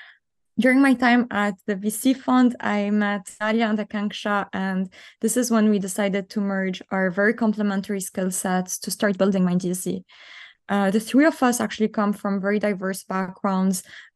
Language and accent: English; Lebanon; moved away as an adult; now in Canada; So I was actually born and raised in Lebanon and moved to Canada at 18 to pursue my studies in finance and economics.